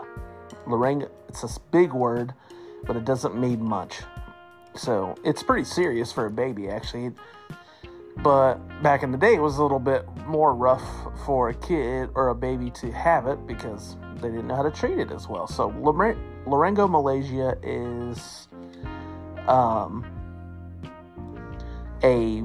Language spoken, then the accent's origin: English; Nappanee, Indiana, United States; also born or lived in Elkhart, Indiana; I was born in Elkhart, Indiana in 1987. My family lived in Napanee, Indiana.